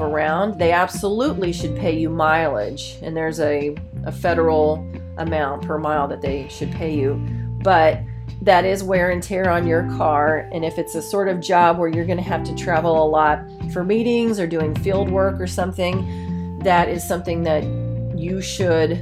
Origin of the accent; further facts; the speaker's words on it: Ohio, United States; moved away as an adult; also born or lived in Paterson, New Jersey; I was from Ohio and my family owned a car dealership